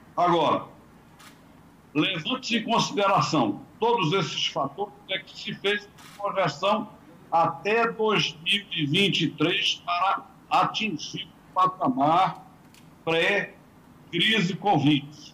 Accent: Brazil; como brasileiros

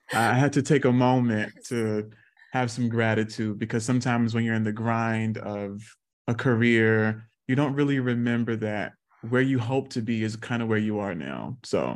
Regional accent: South Carolina, United States; I grew up in South Carolina

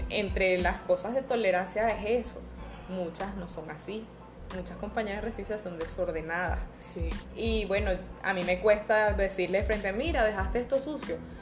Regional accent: San Cristóbal, Táchira, Venezuela; moved away; yo soy de San Cristóbal

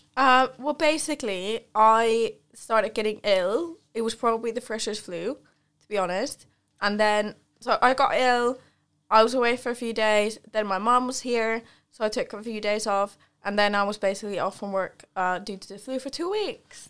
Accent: Central Finland, Finland; moved away; I grew up in Finland and I'm from, I'm from central Finland, but compared to here, it's a lot more north.

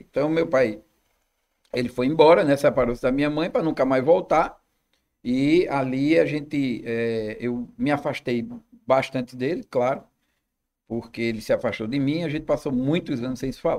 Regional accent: Olinda, Pernambuco, Brazil; also born or lived in Recife; Eu nasci na Boa Vista, em Recife. E com alguns meses de idade, nós nos mudamos para Olinda.

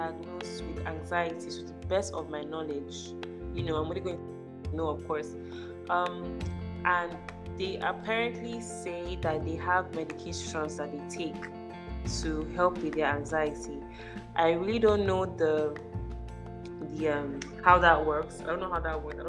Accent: Port Harcourt, Rivers State, Nigeria; I'm from Port Harcourt

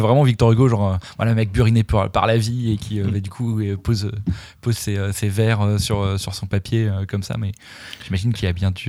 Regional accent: Dijon, Bourgogne-Franche-Comté, France; je viens de Dijon

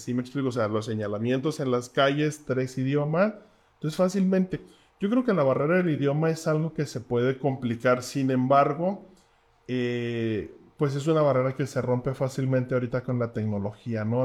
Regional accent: Mexico; nosotros como mexicanos

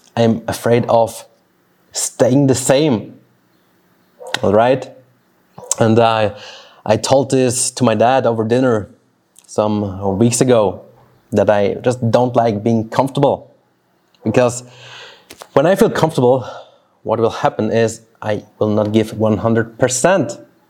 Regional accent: Switzerland; first language Swiss German; English is a second language; moved away as an adult; also born or lived in Brazil; this is where I grew up

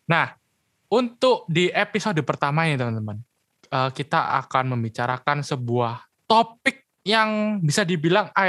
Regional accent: Surabaya, East Java, Indonesia; oke lu dari Surabaya oke berarti sama kayak gue ya dari Surabaya

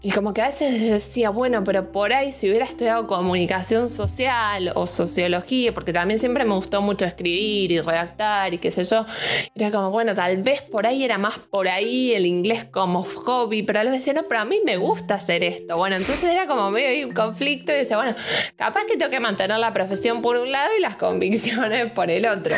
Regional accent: Buenos Aires, Argentina; moved away as an adult; now in Bariloche, Argentina; soy de Buenos Aires, de la capital, de la ciudad, del lío, del ruido.

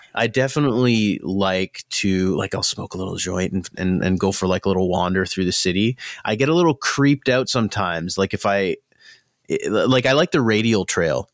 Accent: Mississauga, Ontario, Canada; now in Hamilton, Canada; I grew up in Mississauga

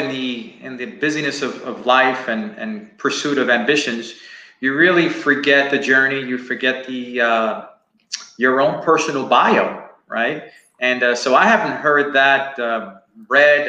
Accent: New York City, New York, United States; moved away as an adult; now in Texas, United States; I grew up in Spanish Harlem and in a barrio, a place called El Barrio.

